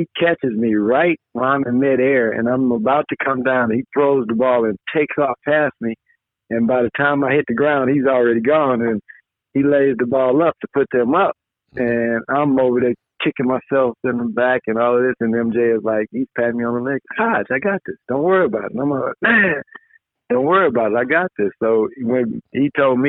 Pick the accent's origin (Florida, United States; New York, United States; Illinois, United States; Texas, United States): Illinois, United States; Chicago Heights; Jerry Colangelo, who grew up in my hometown, Chicago Heights